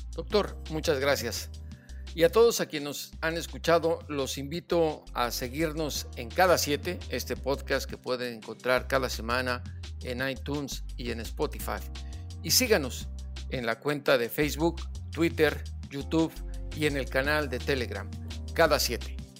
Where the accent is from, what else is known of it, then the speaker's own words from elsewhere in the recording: Mexico; lo que somos los mexicanos